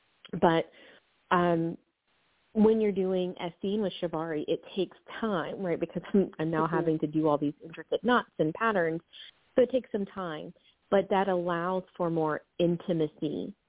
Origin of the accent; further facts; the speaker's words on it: the South, United States; I was like, you know, I am from the South, and I said, do you know …?